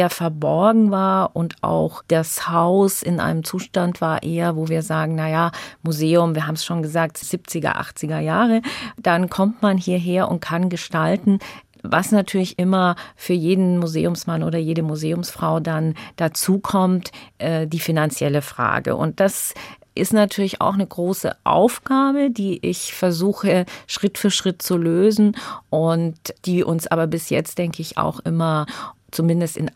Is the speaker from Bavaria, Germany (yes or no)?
yes; Bavaria, Germany; Sie haben das ja gesagt, ich bin in Bayern im Frankenland aufgewachsen.